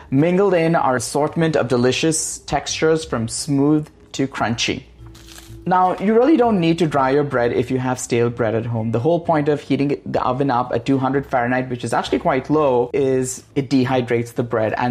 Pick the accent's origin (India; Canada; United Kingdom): India; now in United States; Green olives are my ode to my home state of California, while the chorizo, saffron, and vinegar speak for the India I grew up in.